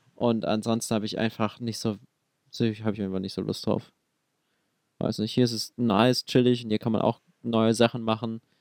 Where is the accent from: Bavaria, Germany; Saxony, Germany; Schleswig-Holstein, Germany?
Saxony, Germany; Dresden; meine Heimat ist eigentlich Dresden oder Sachsen